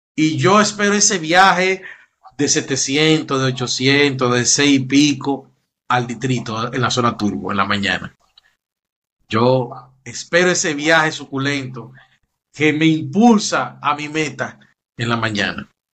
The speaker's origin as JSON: {"language": "Spanish", "country": "Dominican Republic", "said": "En mi país"}